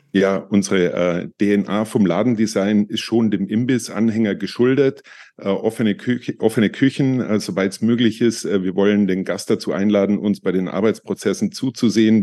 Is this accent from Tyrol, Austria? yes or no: yes; Tyrol, Austria; Ich bin Österreicher, Tiroler